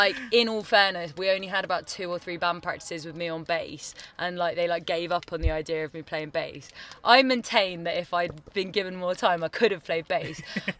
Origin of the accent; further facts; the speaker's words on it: Wotton-under-Edge, South West England, United Kingdom; moved away as an adult; also born or lived in Bristol; now in London, United Kingdom; me and Joe, the guitarist, we're from Wootton-under-Edge